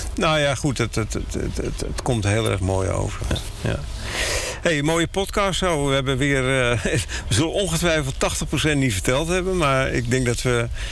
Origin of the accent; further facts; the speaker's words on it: Netherlands; wij als Nederlander